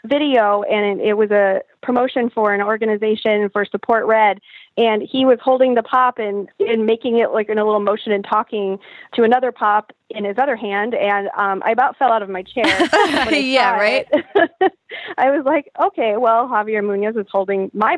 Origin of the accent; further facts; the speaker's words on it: Sioux City, Iowa, United States; now in Omaha, United States; I'm originally from Sioux City, Iowa, right smack in the Midwest. But now I live in Omaha, Nebraska.